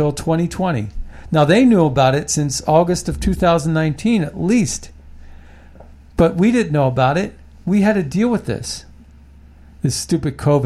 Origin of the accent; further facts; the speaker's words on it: United States; I was born in America